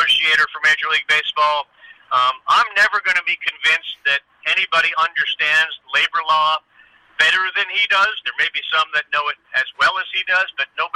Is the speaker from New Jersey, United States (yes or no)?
no; Boston, Massachusetts, United States; moved away; also born or lived in Harrisburg, Pennsylvania; I grew up in Boston, and Boston is a very hardcore sports town